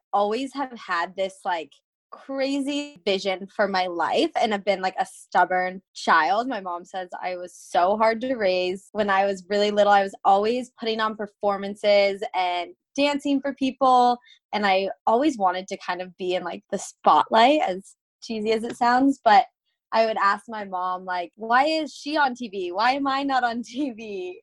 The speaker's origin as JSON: {"language": "English", "town": "Phoenix", "region": "Arizona", "country": "United States", "tie": "born or raised there", "said": "I am born and raised in Phoenix, Arizona"}